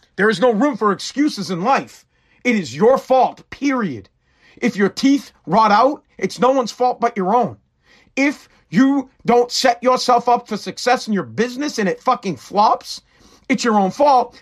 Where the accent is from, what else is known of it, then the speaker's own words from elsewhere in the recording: Massachusetts, United States; I'm from Mass